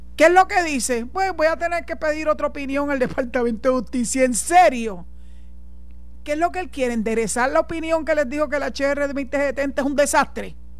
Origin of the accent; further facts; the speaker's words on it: Puerto Rico; Soy boricua, tengo la mancha de plátano, soy de aquí y Dios mediante espero morir aquí